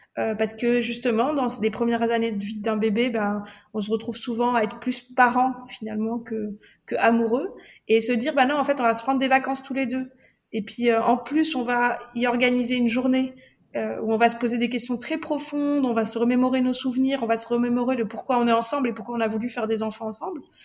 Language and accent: French; Morocco; now in France; je suis marocaine, euh, donc je viens d'une culture euh, très empreinte de grandes célébrations rituelles.